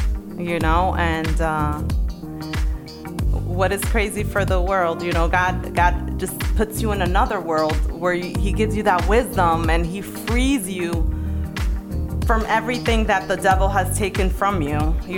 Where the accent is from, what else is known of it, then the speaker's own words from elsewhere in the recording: Dominican Republic; Where me and my son in DR, I'm from the Dominican Republic. You have another Dominicanita here.